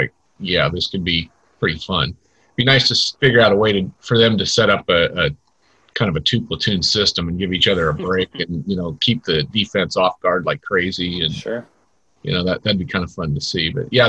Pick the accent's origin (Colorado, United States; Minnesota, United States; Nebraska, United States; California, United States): Nebraska, United States; I was born in Nebraska